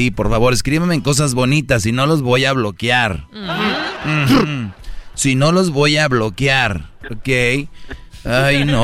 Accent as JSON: {"language": "Spanish", "country": "El Salvador", "said": "Yo soy de Salvador."}